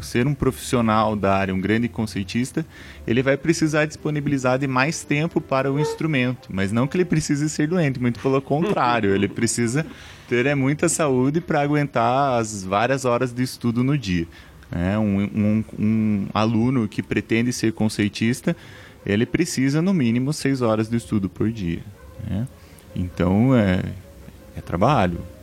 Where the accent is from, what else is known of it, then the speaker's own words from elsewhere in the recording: Palmeira, Paraná, Brazil; moved away as an adult; now in Ponta Grossa, Brazil; na cidade onde eu nasci, que é Palmeira, 40 quilômetros de Ponta Grossa